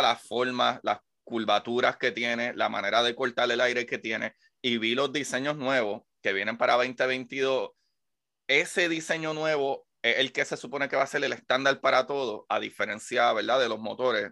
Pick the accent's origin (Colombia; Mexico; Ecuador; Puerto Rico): Puerto Rico; como puertorriqueño